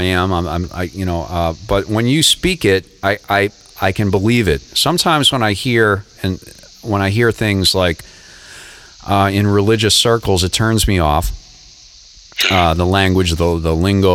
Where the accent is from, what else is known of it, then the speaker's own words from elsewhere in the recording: Boston, Massachusetts, United States; moved away as an adult; also born or lived in Lowell, Massachusetts; now in Florida, United States; I grew up in the Boston area